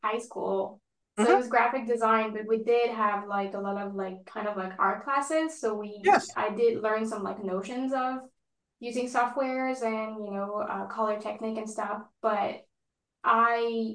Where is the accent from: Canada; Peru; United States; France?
France; moved away; I grew up in France